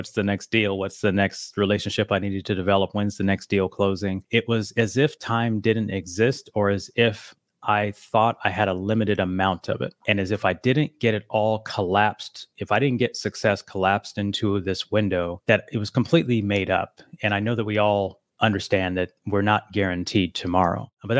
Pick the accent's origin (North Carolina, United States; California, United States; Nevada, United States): Nevada, United States; Las Vegas; I'm here from Las Vegas, Nevada.